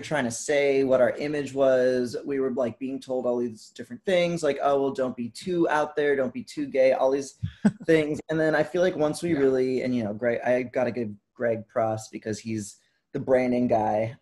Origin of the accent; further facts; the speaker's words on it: Vermont, United States; I'm from Vermont.